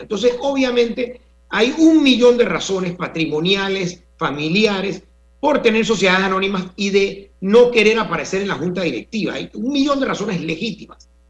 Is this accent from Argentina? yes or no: no; Panama